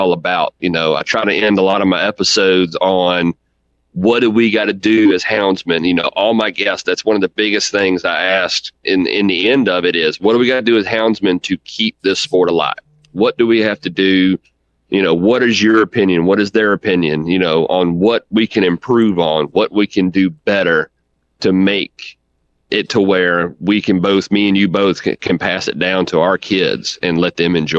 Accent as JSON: {"language": "English", "region": "Central Virginia", "country": "United States", "said": "I'm from Central Virginia, you know, right here smack dab in the middle of it."}